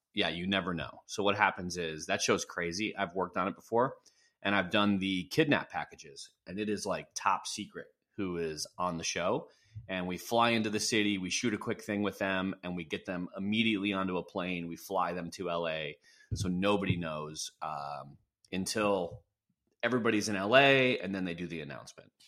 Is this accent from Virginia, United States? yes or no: no; Wisconsin, United States; now in California, United States; I'm from Wisconsin.